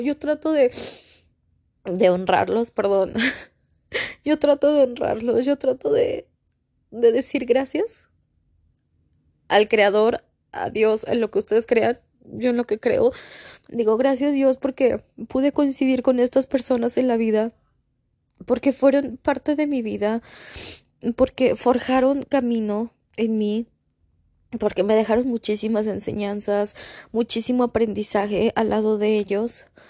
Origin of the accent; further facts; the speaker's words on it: Mexico; aquí todos somos de México